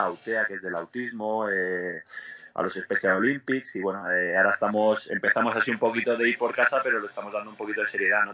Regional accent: Andorra; moved away as an adult; also born or lived in Spain / Greece / Mexico / Italy; Yo salí de Andorra aquí con 19 años, había jugado en Andorra en, segunda división B y en tercera

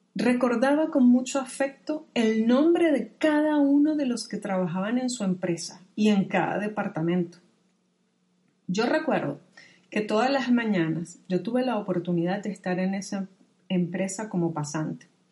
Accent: Venezuela; moved away; mi país de origen, Venezuela

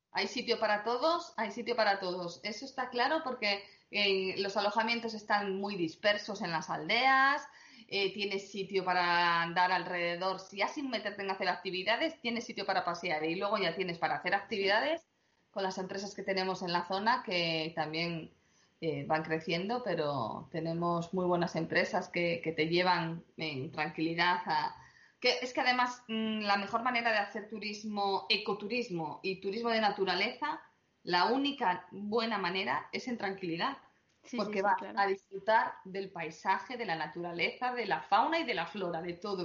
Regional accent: Asturias, Spain; somos celíacos y asturianos

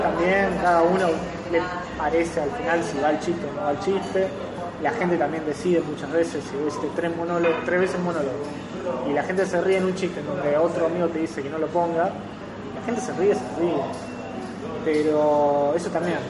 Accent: Rosario, Santa Fe, Argentina; soy de Rosario

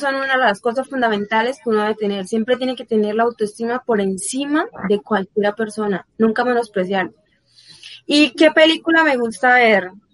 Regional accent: San Pablo, Bolívar, Colombia; now in Bucaramanga, Colombia; mi pueblo, San Pablo Bolívar, también todas esas personas que, que me conocen desde pequeña

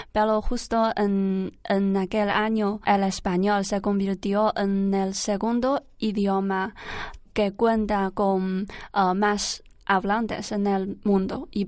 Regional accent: Shandong, China; Spanish is a second language; moved away as an adult; now in Alcalá de Henares, Spain; soy de, del norte de China y de la provincia de, Shandong. También soy del norte de China

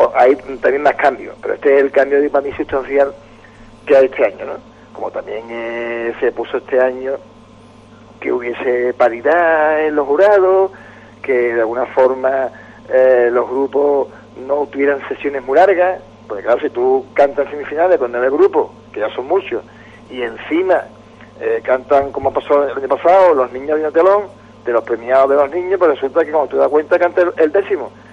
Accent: Cádiz, Andalusia, Spain; yo soy de Cádiz de casualidad

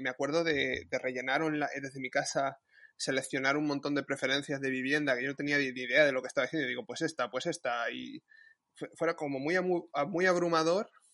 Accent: Madrid, Community of Madrid, Spain; Y yo soy de Madrid

